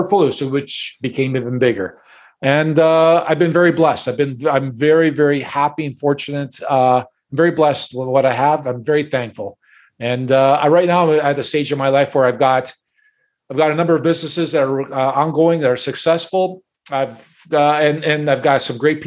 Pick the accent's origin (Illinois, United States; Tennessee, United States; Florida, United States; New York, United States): Illinois, United States; Chicago; I was born and raised in Chicago, and my parents are immigrants